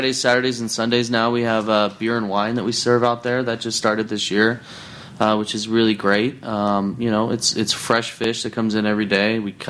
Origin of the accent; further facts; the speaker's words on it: Portland, Oregon, United States; born or raised there; moved away as an adult; also born or lived in Redondo Beach; now in Seattle, United States